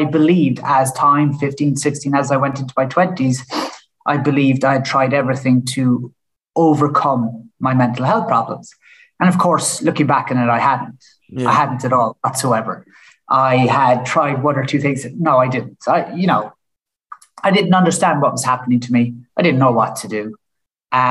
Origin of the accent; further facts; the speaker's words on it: Killarney, Munster, Ireland; moved away; I'm from Killarney. Lucky enough to grow up in Killarney